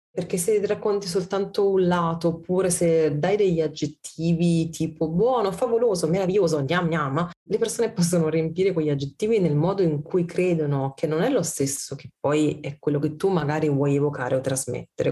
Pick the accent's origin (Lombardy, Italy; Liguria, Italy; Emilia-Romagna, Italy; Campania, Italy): Campania, Italy; Olevano sul Tusciano; also born or lived in Bologna / Milan; now in Turin, Italy; io sono campana, io non ho mai visto il burro a casa mia. Mia nonna aveva la sugna